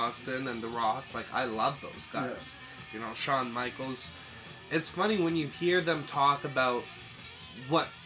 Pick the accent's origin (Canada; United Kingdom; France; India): Canada; we're Canadian